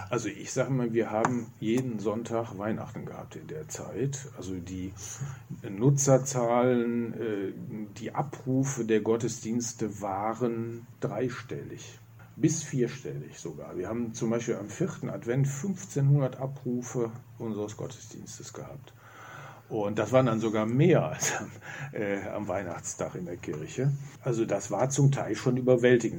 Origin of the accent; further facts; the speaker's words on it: Remscheid, North Rhine-Westphalia, Germany; als gebürtiger Remscheider, nicht vom Hasten. Ich stamme oben vom neuen Haus Hohenhagen